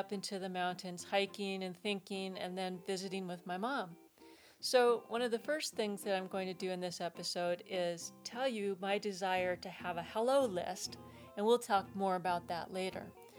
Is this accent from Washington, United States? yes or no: yes; Tacoma, Washington, United States; now in California, United States; Seattle, where I'm from. I'm actually from Tacoma